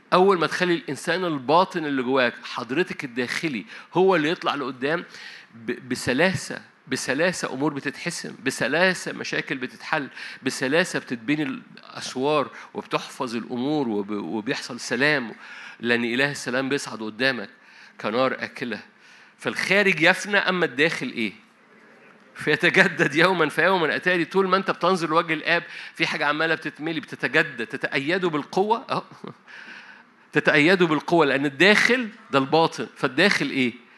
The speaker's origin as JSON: {"language": "Arabic", "region": "Upper Egypt", "country": "Egypt", "said": "أنا صعيدي"}